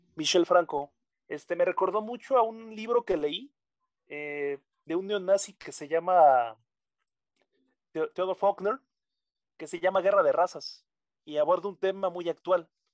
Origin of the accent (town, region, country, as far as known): Mexico